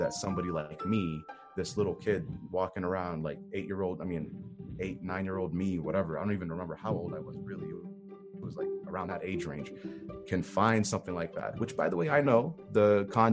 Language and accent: English; Jordan; moved away; also born or lived in California; my hometown